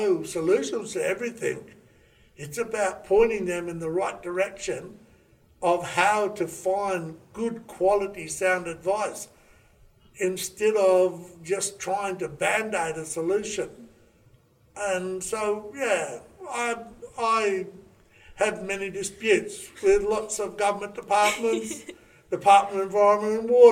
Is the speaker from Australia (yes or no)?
yes; Raukkan, South Australia, Australia; I grew up on Raukan, an Aboriginal community in Lake Alexandrina